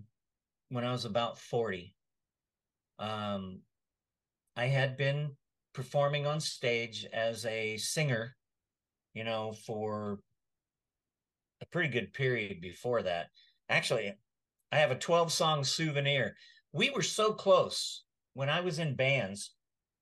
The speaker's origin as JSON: {"language": "English", "region": "Texas", "country": "United States", "tie": "born or raised there", "also_born_or_lived": "Washington State", "moved": "as an adult", "lives_now": "North Texas, United States", "said": "I grew up in Texas, but Washington State, because I lived there for almost 40 years, it feels more like home"}